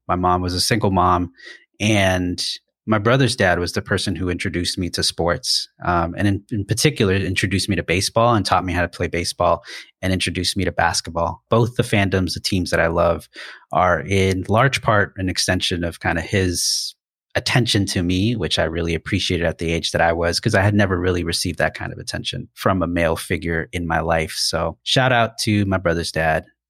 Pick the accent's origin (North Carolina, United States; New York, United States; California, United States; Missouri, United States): California, United States; Los Angeles; I grew up in Los Angeles